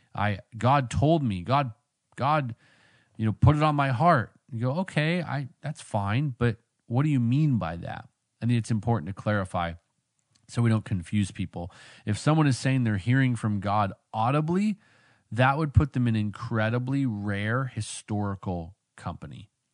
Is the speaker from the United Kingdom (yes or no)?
no; Vancouver, British Columbia, Canada; moved away; I grew up out there in Vancouver